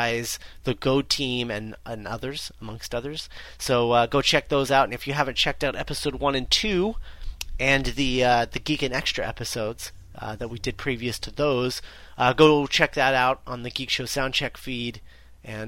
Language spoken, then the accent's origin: English; United States; we're both American